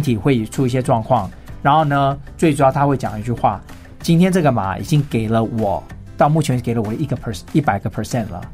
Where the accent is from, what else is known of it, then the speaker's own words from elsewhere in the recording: Taipei, Taiwan; 我是来自于台北